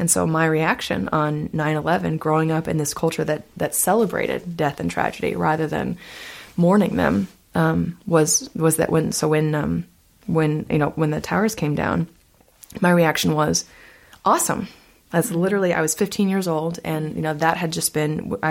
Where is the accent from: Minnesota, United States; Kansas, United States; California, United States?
Kansas, United States; Topeka; my hometown, Topeka, Kansas